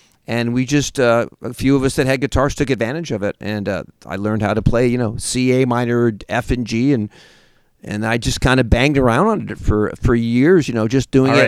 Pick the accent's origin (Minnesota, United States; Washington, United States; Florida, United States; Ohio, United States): Washington, United States; Seattle; Seattle, Washington.